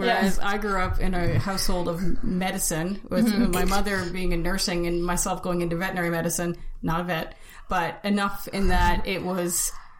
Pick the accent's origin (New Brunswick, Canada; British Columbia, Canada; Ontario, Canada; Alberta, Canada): New Brunswick, Canada; near Miramichi; because it was near my hometown.